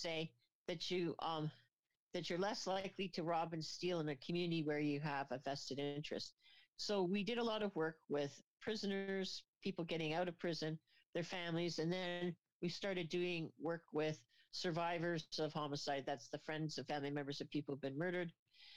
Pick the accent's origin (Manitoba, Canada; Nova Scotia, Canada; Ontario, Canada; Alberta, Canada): Ontario, Canada; Kingston; also born or lived in Los Angeles / British Columbia; now in Mission, Canada; I'm from Kingston, Ontario, and my Bachelor of Honors was from Queens.